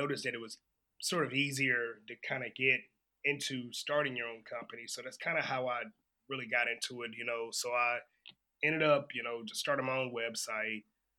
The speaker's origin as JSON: {"language": "English", "town": "Savannah", "region": "Georgia", "country": "United States", "moved": "as an adult", "lives_now": "Japan", "said": "I am from Savannah, Georgia."}